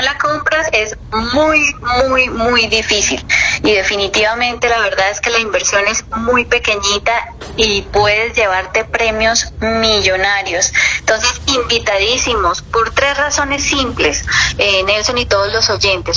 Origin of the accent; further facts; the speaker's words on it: Santander, Colombia; nosotros como colombianos y Santander nuestras costumbres decembrinas